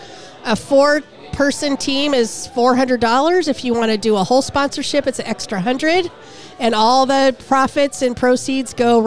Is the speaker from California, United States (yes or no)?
yes; San Diego, California, United States; moved away as an adult; now in Seattle, United States; But growing up in San Diego